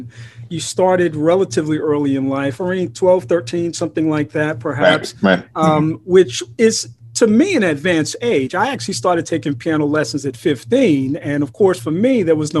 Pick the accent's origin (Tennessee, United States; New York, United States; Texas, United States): New York, United States; New York City; moved away; also born or lived in Woodbury, New Jersey; I grew up in New York City, but my parents ended up in Woodbury, New Jersey